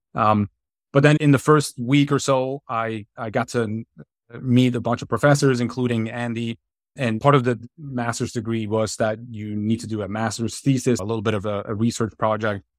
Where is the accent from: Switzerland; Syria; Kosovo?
Switzerland; outside Zurich; moved away as an adult; now in United States; born and raised in Switzerland, I grew up, uh, a little bit outside of the, the city limits of Zurich in a, in a small town